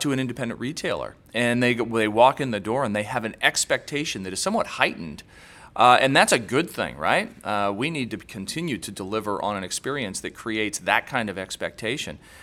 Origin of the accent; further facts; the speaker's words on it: Indiana, United States; we're both from Indiana